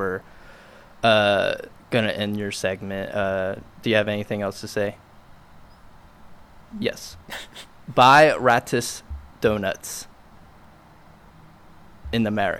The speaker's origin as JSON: {"language": "English", "region": "Wales", "country": "United Kingdom", "said": "from Wales."}